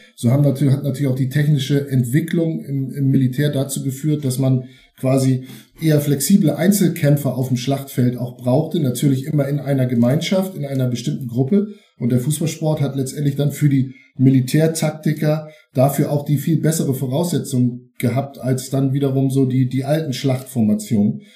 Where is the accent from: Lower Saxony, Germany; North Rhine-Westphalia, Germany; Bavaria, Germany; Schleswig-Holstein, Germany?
Schleswig-Holstein, Germany; Eutin; geboren 1972 in Eutin